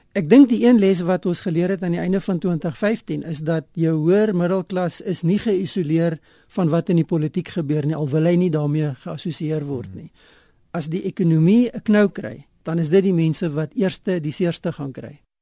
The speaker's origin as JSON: {"language": "Afrikaans", "country": "South Africa", "said": "ons as Suid-Afrikaners die afgelope 20 jaar gewoond geraak"}